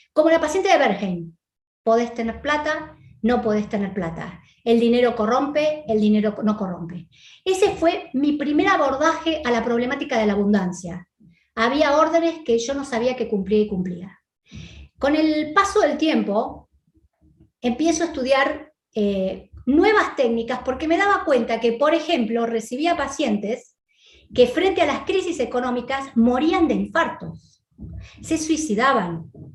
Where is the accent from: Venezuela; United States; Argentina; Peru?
Argentina; moved away; nací en la Argentina